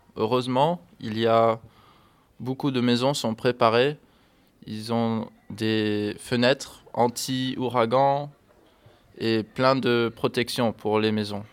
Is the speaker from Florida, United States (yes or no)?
yes; Miami, Florida, United States; French is a second language; moved away as an adult; now in Rochefort, France; je viens de Miami, qui est en Floride, aux États-Unis